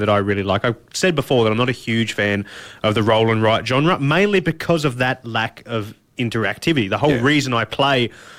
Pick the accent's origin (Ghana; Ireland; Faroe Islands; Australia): Australia; being that we're Australian